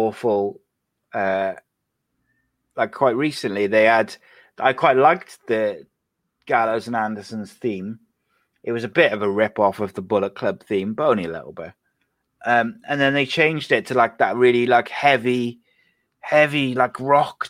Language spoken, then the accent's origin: English; Wales, United Kingdom; Welsh, I'm not British, I'm Welsh